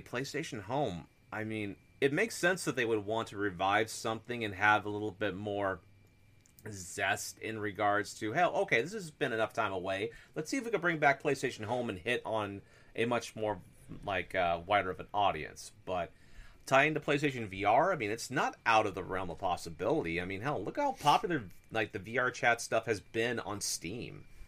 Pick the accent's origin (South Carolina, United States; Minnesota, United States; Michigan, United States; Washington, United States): Washington, United States; moved away; living in the, uh, Pacific Northwest and stuff, near Forks, Washington